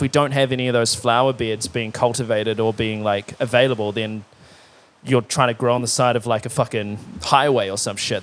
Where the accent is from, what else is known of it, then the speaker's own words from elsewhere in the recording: Timaru, Canterbury, New Zealand; I grew up in Timaru